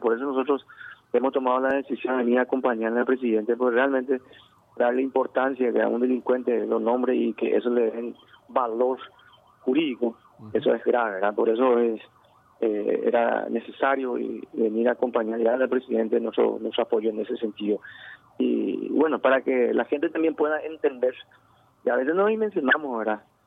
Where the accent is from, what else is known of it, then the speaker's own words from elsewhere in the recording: Paraguay; como paraguayos